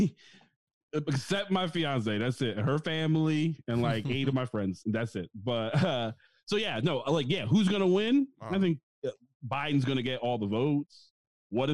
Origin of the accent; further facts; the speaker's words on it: New York, United States; moved away as an adult; now in Texas, United States; I'm from New York